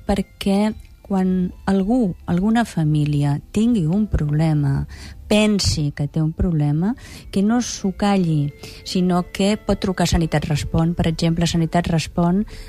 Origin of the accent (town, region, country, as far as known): Catalonia, Spain